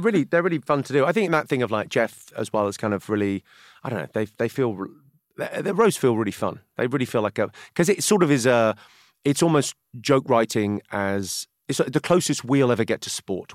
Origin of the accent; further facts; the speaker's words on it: Slough, South East England, United Kingdom; I grew up in Slough where The Office is set.